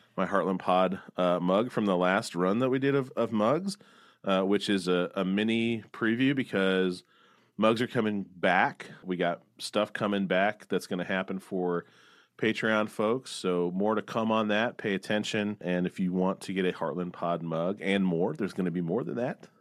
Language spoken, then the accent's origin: English; Missouri, United States; I grew up in Missouri